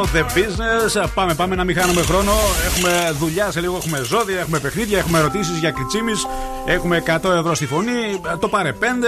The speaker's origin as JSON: {"language": "Greek", "town": "Vrasna", "region": "Central Macedonia", "country": "Greece", "said": "Στα βρασνά. Α, στην πατρίδα μου εκεί πα. Στο εξωγικό μου."}